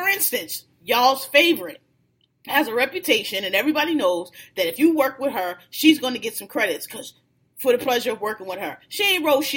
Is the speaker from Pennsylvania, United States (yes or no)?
yes; Philadelphia, Pennsylvania, United States; I'm from Philly, y'all know, born and raised